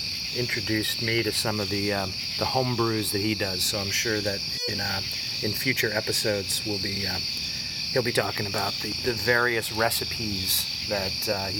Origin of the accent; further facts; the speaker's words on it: upstate New York, United States; moved away as an adult; now in New Jersey, United States; I'm a New Yorker from birth. I grew up in upstate New York